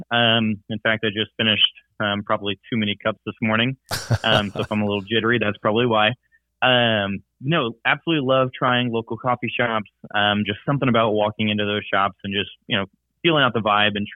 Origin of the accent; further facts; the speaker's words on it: Indianapolis, Indiana, United States; moved away as an adult; now in Louisville, United States; We are from Indianapolis, Indiana, originally